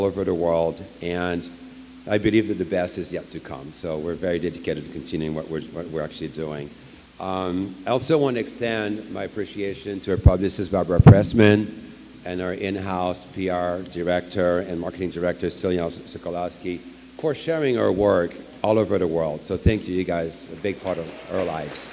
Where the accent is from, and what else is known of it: Quebec, Canada; English is a second language; moved away as an adult; also born or lived in Alberta; now in Los Angeles, United States